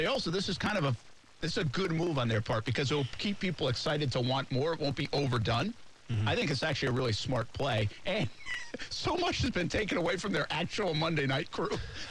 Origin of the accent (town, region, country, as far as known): New England, United States